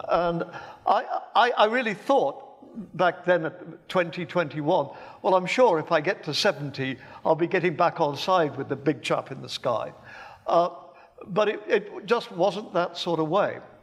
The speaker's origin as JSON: {"language": "English", "town": "Birmingham", "region": "West Midlands", "country": "United Kingdom", "tie": "born or raised there", "said": "as you can tell from my accent, I was born in England. In fact, I was born in Birmingham in nineteen forty."}